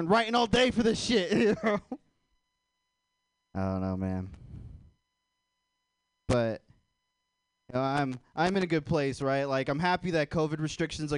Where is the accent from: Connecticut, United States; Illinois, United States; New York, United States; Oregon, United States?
Oregon, United States; Portland; I'm from Portland, too